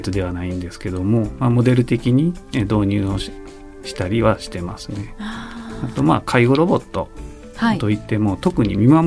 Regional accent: Tokushima, Japan; moved away as an adult; now in Kyoto, Japan; 出身はですね徳島県になりましてそうなんですね高校卒業まで18年間徳島で育ちました

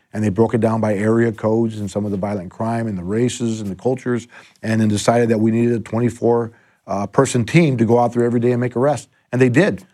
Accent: Los Angeles, California, United States; also born or lived in La Puente / West Covina; I've been an L A kid my whole life. I was born in, uh, East L A in, uh, Belvedere Heights

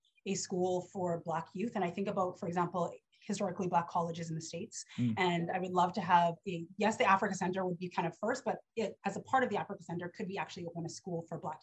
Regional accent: Winnipeg, Manitoba, Canada; born and raised in Winnipeg

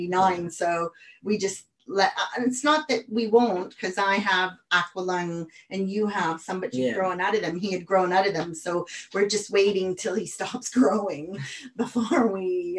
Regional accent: the Prairies, Canada; moved away as an adult; also born or lived in United States; now in United Kingdom; I'm Canadian, but I lived in the States

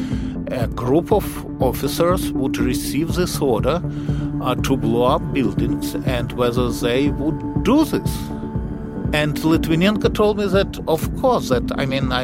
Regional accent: Russia; now in United States; I was born in Russia, moved to the United States.

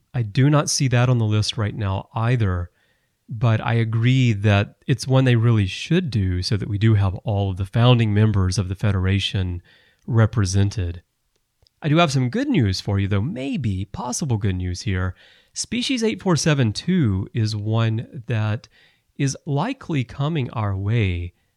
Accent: Alabama, United States; moved away; I'm from Alabama originally

